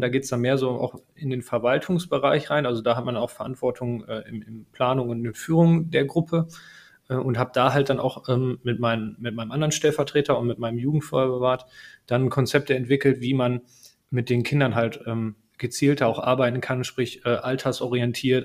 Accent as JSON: {"language": "German", "town": "Herten", "region": "North Rhine-Westphalia", "country": "Germany", "tie": "born or raised there", "said": "ich bin gebürtiger Härtner, in Herten geboren und äh, mit Herten verwurzelt"}